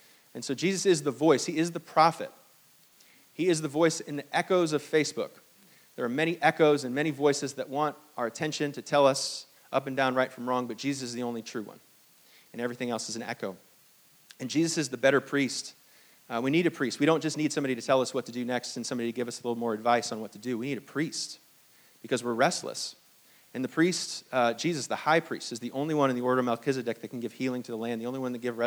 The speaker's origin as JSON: {"language": "English", "country": "Hong Kong", "tie": "born or raised there", "moved": "yes", "lives_now": "United States", "said": "I was born in Hong Kong"}